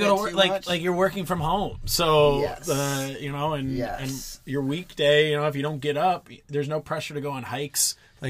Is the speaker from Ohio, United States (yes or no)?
yes; Cleveland, Ohio, United States; moved away as an adult; also born or lived in Pennsylvania / Michigan; now in San Diego, United States; I'm from all around, essentially. I grew up in Cleveland, went to school in Pennsylvania, but then also went to school in Michigan